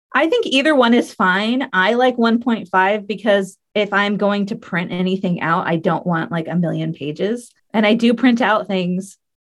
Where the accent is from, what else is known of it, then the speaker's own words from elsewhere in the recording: United States; we're from the U.S.